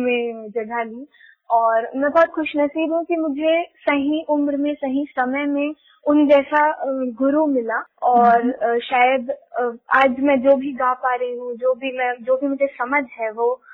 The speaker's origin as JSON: {"language": "Hindi", "town": "Bhilai", "region": "Chhattisgarh", "country": "India", "tie": "born or raised there", "also_born_or_lived": "Gondia, Maharashtra / Bangalore, Karnataka", "said": "मेरा घर है भिलाई छत्तीसगढ़ में ऐसे तो मेरे दादी दादाजी का घर और जहाँ मेरा जन्म हुआ वो है गोंदिया महाराष्ट्र में लेकिन चूंकि पापा की जॉब यहाँ भिलाई में थी तो बचपन से मैं भिलाई में ही पली बड़ी हूँ"}